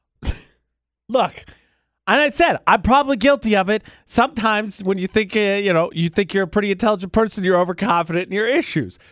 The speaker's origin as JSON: {"language": "English", "town": "Lafayette", "country": "United States", "tie": "born or raised there", "moved": "yes", "lives_now": "Logan, United States", "said": "my hometown Lafayette"}